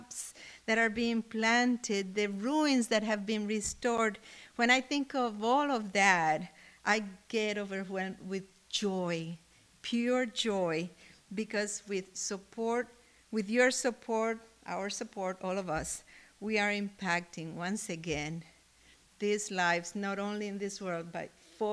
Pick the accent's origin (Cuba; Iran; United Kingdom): Cuba; moved away; I come from Cuba